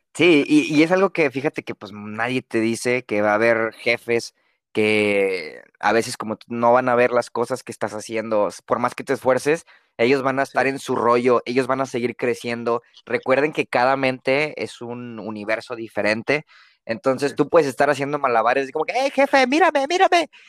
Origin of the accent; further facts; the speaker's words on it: Mexico; como buen mexicano lector promedio